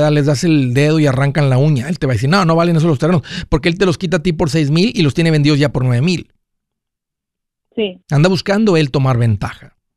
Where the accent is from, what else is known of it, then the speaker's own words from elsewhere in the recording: Guerrero, Mexico; now in United States; compramos unos terrenos allá de donde soy de Guerrero este